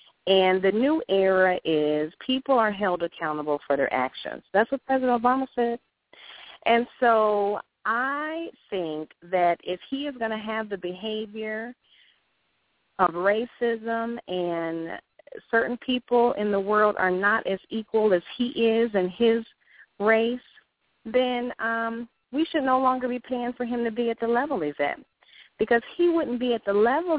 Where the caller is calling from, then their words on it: Durham, North Carolina, United States; I am from Durham, North Carolina.